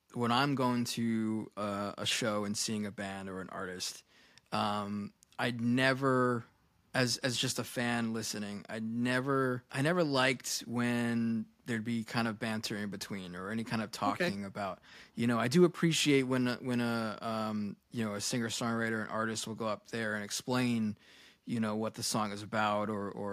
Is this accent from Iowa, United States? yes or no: no; Babylon, New York, United States; I had a great childhood growing up in Babylon